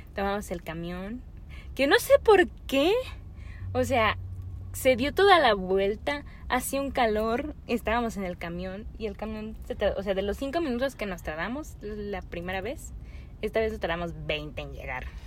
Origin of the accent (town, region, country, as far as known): Mexico; also born or lived in Canada